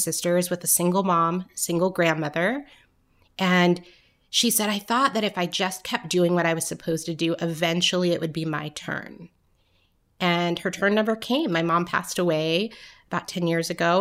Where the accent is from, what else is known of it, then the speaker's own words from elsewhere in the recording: Orange County, Southern California, United States; also born or lived in New York; now in Atlanta, United States; I grew up in California